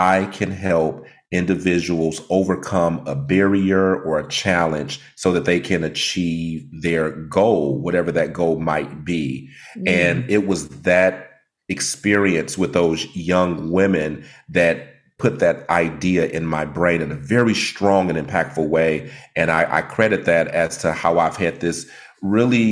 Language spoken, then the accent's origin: English; Detroit, Michigan, United States; I'm from Detroit, Michigan